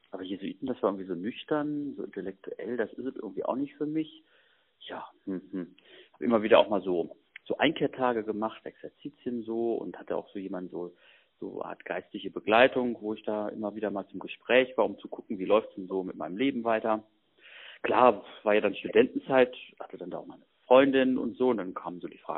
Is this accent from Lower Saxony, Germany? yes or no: yes; Hanover, Lower Saxony, Germany; born there; ich komme gebürtig aus Hannover und da gab es eben auch so eine Stadtgruppe von der KSJ.